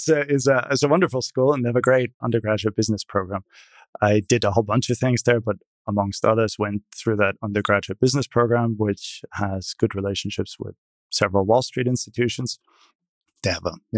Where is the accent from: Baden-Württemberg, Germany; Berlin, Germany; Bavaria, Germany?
Bavaria, Germany; small town east of Munich; now in United States; I was born in a small town to the east of Munich in what then was West Germany